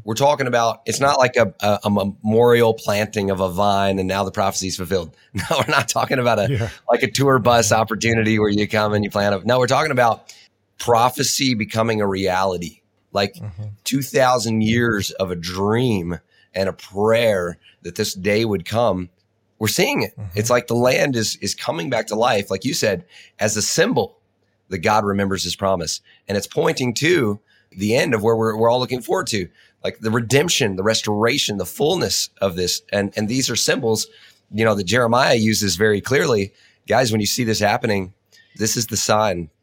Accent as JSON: {"language": "English", "area": "Nashville or Franklin", "region": "Tennessee", "country": "United States", "tie": "born or raised there", "said": "those early formidable years of me growing up in Nashville or Franklin, uh, Tennessee"}